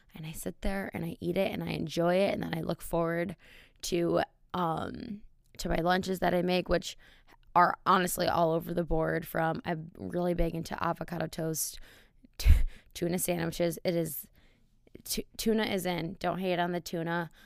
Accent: Wisconsin, United States; moved away; the bars in my hometown are out of a movie

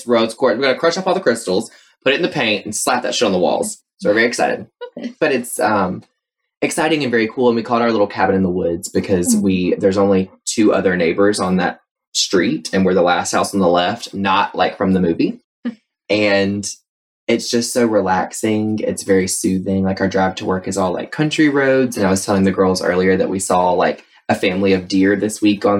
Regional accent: Asheboro, North Carolina, United States; also born or lived in Greensboro, North Carolina; now in Asheboro, United States; I am from Asheboro, or as we used to call it, Trashboro, North Carolina. And lived there until I was 18

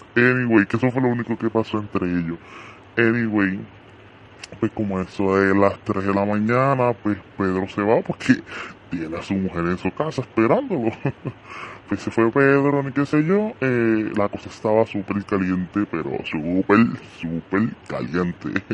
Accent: Puerto Rico; como todo boricua

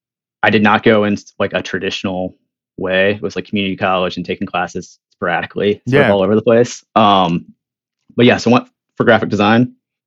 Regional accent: Virginia, United States; moved away as an adult; now in North Carolina, United States; I grew up in Virginia.

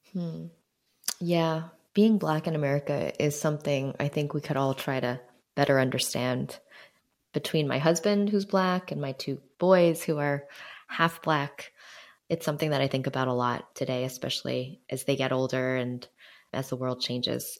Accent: Jersey City, New Jersey, United States; Growing up in Jersey City

